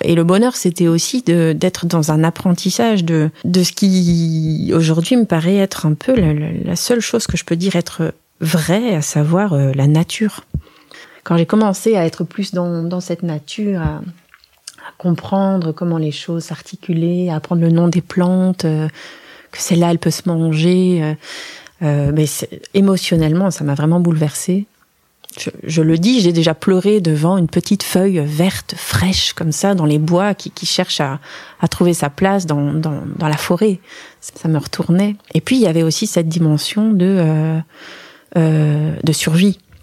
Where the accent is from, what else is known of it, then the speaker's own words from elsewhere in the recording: Strasbourg, Grand Est, France; moved away as an adult; also born or lived in Forbach, Lorraine / Brussels, Belgium; now in Jassogne, Belgium; j'ai, donc j'ai, grandi euh, à Strasbourg avec une période